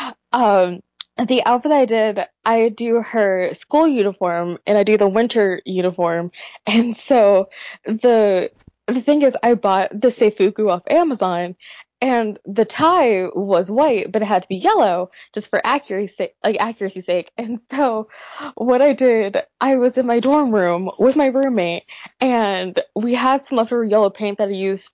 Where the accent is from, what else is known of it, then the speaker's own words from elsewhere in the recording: Nashville, Tennessee, United States; moved away as an adult; also born or lived in New Jersey; I will be a sophomore at Seton Hall University in New Jersey, but I hail from Nashville, Tennessee